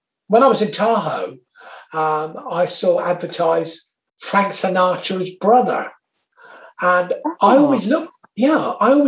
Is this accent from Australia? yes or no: no; Torquay, South West England, United Kingdom; I'm from Torquay in Devon